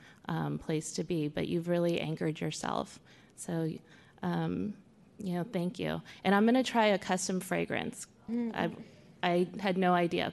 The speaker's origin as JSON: {"language": "English", "town": "Fremont", "region": "California", "country": "United States", "tie": "born or raised there", "also_born_or_lived": "Oakland, California / Hayward, California / Union City, California", "said": "when I was a kid, I grew up in Fremont, so I grew up in, like, Oakland, Fremont, Hayward, Union City, like in the East Bay"}